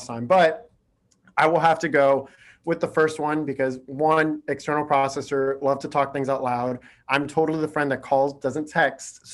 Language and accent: English; Florida, United States; I'm from Florida.